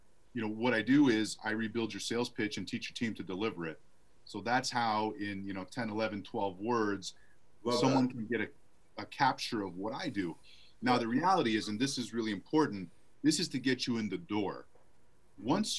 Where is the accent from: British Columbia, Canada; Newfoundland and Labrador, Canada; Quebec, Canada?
Quebec, Canada; Montreal; now in Arizona, United States; I live in Arizona, but I grew up in Canada.